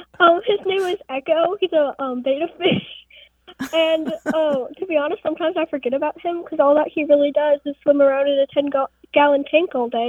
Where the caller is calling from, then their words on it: Omaha, Nebraska, United States; I'm from Omaha, Nebraska.